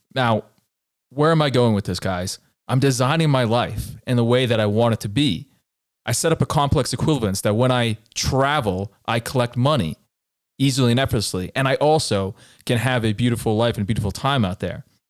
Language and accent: English; Colorado, United States; I tell her I'm from Colorado and I'm visiting here